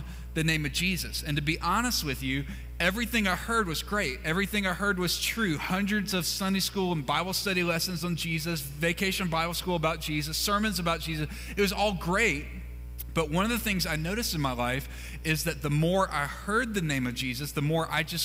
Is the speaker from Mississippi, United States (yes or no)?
yes; Mississippi, United States; moved away; I grew up in Mississippi